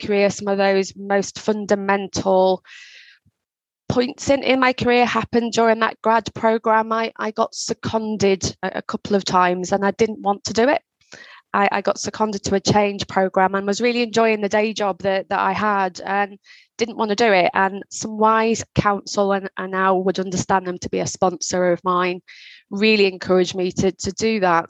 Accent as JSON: {"language": "English", "town": "Liverpool", "region": "North West England", "country": "United Kingdom", "tie": "born or raised there", "said": "I grew up in Liverpool. So I grew up in a part of Liverpool called Knowsley."}